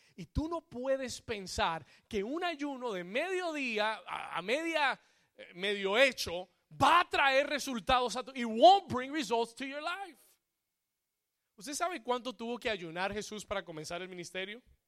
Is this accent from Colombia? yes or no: yes; Colombia; Como buen colombiano